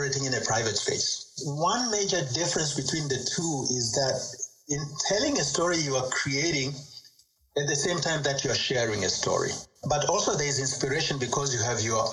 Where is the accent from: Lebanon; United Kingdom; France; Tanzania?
Tanzania; I grew up in Tanzania, in East Africa.